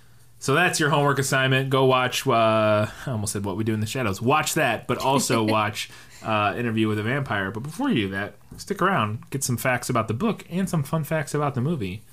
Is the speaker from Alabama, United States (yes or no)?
no; St. Louis, Missouri, United States; that's our hometown. Well, my hometown.